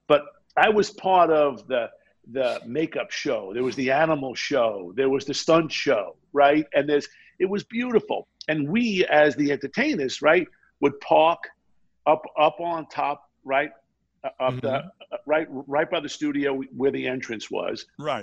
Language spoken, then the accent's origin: English; Baldwin, New York, United States; also born or lived in Brooklyn, New York; first of all, I was born in Brooklyn, New York. I was raised in Baldwin, Strong Island